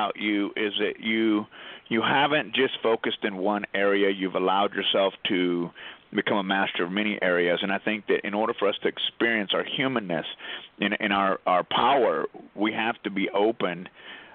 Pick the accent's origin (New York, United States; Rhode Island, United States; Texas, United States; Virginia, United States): Texas, United States; moved away; I grew up in Texas